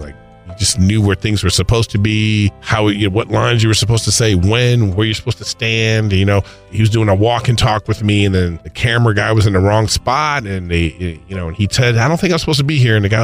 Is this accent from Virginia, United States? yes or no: no; Los Angeles, California, United States; I'm originally from Los Angeles